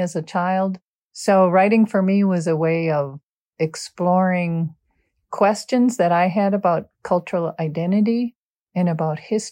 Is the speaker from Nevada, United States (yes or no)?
no; Golden Valley, Minnesota, United States; growing up in Golden Valley, which is a suburb of Minneapolis